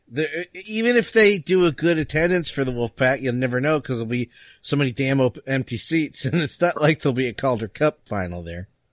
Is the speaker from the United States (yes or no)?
yes; New Jersey, United States; I grew up in Jersey